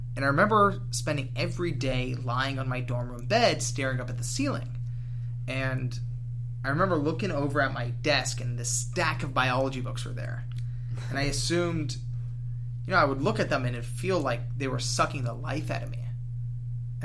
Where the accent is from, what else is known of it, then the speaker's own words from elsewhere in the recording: Los Angeles, California, United States; I grew up